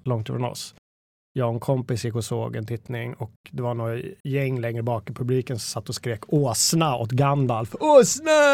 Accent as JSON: {"language": "Swedish", "town": "Danderyd", "region": "Stockholm County", "country": "Sweden", "tie": "born or raised there", "said": "den lokala bokhandeln i Mörby centrum, där jag växte upp"}